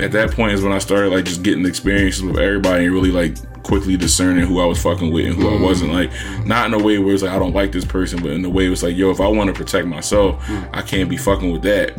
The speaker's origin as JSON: {"language": "English", "town": "Philadelphia", "region": "Pennsylvania", "country": "United States", "tie": "born or raised there", "said": "I was from Uptown"}